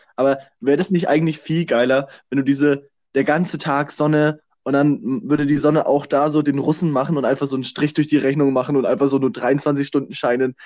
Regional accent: Germany; als, als Deutsche

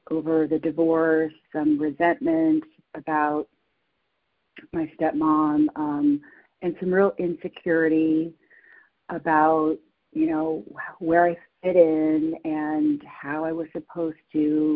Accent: San Francisco, California, United States; I was born and raised in San Francisco

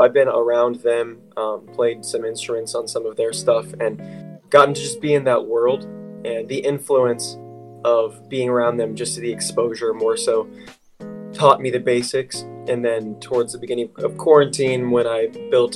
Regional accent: Loveland, Ohio, United States; I'm from Cincinnati, Ohio, more specifically Loveland.

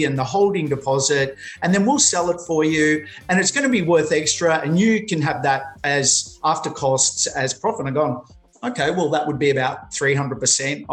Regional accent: Melbourne, Victoria, Australia; also born or lived in Sydney; now in Queensland, Australia; I'm originally from Melbourne

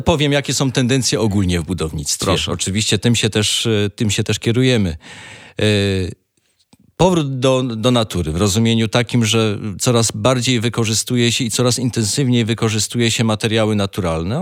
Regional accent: Rybnik, Silesian Voivodeship, Poland; Tak, jestem z Rybnika, a Rybnik żużlem stoi

